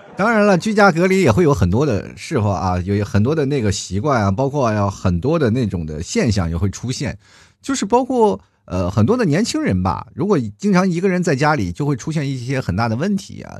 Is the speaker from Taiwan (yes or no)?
no; China; 作为一个中国人